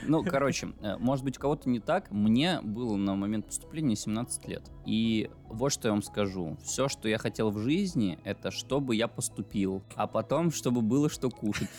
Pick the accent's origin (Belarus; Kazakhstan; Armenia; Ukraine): Belarus; first language Russian; moved away as an adult; now in Russia; я же белорус. Э, универ э, в котором я в итоге учился, прям приехал к нам в город